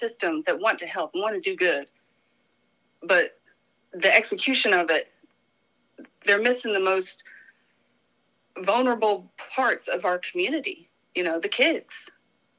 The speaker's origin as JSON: {"language": "English", "region": "North Carolina", "country": "United States", "tie": "born or raised there", "also_born_or_lived": "Florida", "moved": "as an adult", "lives_now": "Hawaii, United States", "said": "raised in North Carolina"}